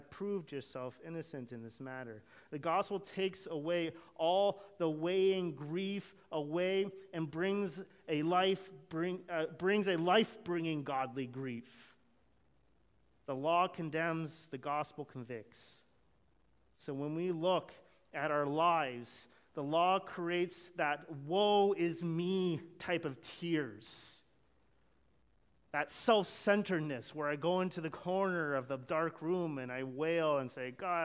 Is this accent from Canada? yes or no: yes; Canada; I'm Canadian. I grew up in Canada